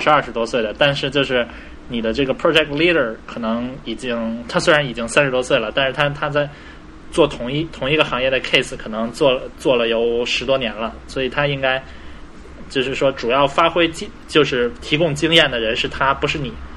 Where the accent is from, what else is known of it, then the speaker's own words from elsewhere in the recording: China; 作为中国人，我不过圣诞节，但是新年过后呢，就马上就要春节了